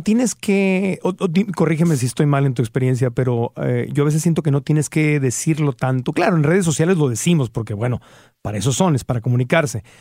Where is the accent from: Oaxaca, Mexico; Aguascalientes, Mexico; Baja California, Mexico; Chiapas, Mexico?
Baja California, Mexico; Tijuana; crecí en Tijuana